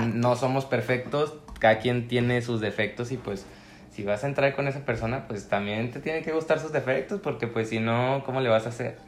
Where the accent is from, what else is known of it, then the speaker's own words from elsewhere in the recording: Comarca Lagunera, Mexico; soy activista lagunero